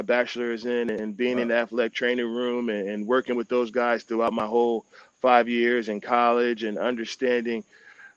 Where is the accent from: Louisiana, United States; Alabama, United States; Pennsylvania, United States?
Pennsylvania, United States; Philadelphia; growing up in Eagles country and being an Eagles fan growing up